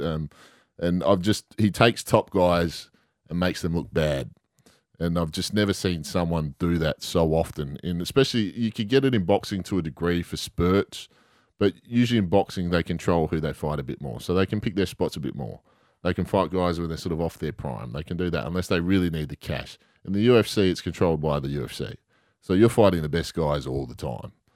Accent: Western Australia, Australia; being West Australian

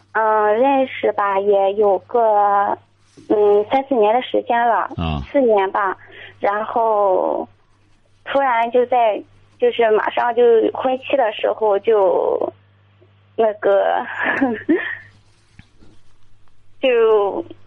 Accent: Zibo, Shandong, China; moved away as an adult; now in Jinan, China; 我老家是在淄博

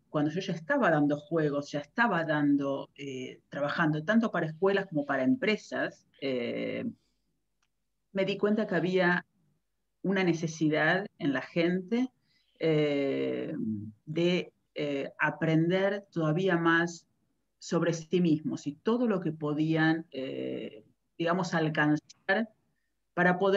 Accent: Buenos Aires, Argentina; now in Netherlands; yo ya estoy viviendo aquí en, Holanda hace casi 20 años, y mi recorrido empezó en Argentina, soy de Buenos Aires

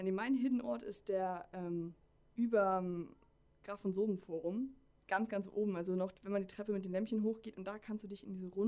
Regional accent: Flensburg, Schleswig-Holstein, Germany; Ja, ich komme äh, aus Flensburg, was nicht die nördlichste Stadt Deutschlands ist, sondern das ist auf Sylt. Aber die nördlichste kreisfreie Stadt Deutschlands.

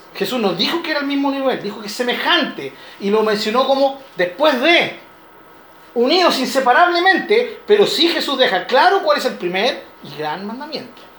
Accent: Chile; como chileno

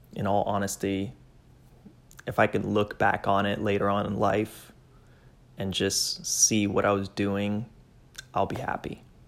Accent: Miami, Florida, United States; moved away as an adult; also born or lived in Georgia; now in Plainfield, Indiana, United States; Hispanic, born and raised in Miami

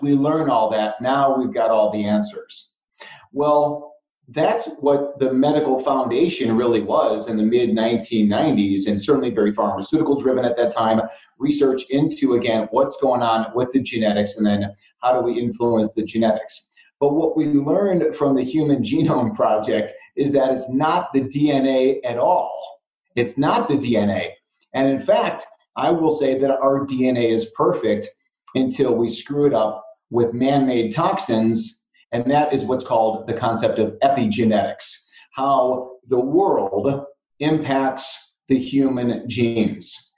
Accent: Chicago, Illinois, United States; I grew up in Chicago, deep dish pizza, Italian beef sandwiches, hot dogs, all that kind of stuff.

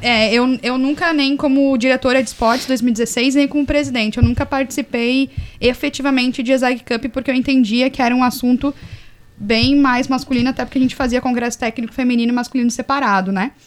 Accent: Caçador, Santa Catarina, Brazil; moved away as an adult; also born or lived in Florianópolis; A minha equipe de atletismo de, de caçador de onde eu sou eram só meninos

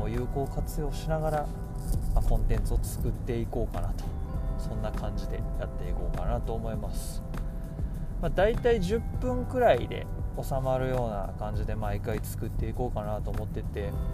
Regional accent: Toyonaka, Osaka, Japan; also born or lived in Canada / New York, United States; 大阪生まれ大阪育ちで

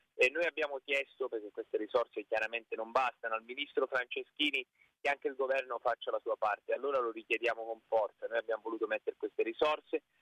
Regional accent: Basilicata, Italy; now in Tuscany, Italy; io sono della Basilicata di origine

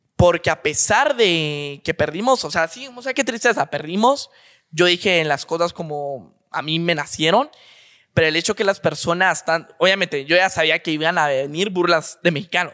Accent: Guatemala; somos guatemaltecos

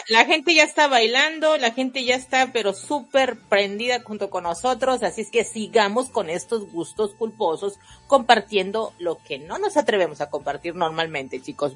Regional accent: Mexico; yo soy mexicana

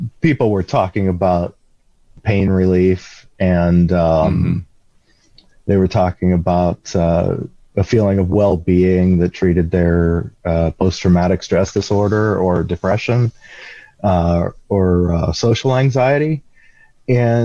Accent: Western Pennsylvania, United States; I'm from Western Pennsylvania

